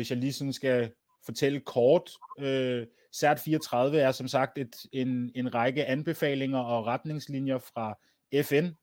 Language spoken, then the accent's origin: Danish; Denmark; Jeg har en dansk mor. Jeg er, jeg, jeg, jeg, er dans, jeg er dansker. Ja. Yeah født, dan- født dansk med dansk pas i Danmark